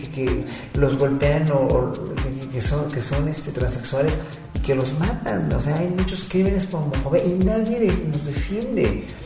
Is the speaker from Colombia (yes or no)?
no; Mexico; nuestra carga genética como mexicanos